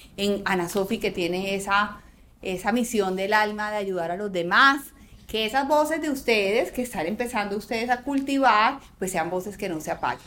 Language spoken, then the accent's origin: Spanish; Antioquia, Colombia; me encanta que como antioqueños